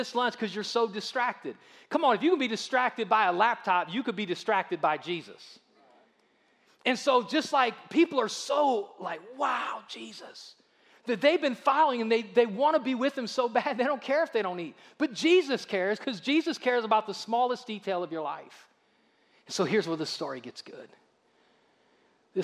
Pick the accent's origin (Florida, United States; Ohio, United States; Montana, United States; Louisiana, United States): Ohio, United States; Akron; now in Alabama, United States; I'm from Ohio.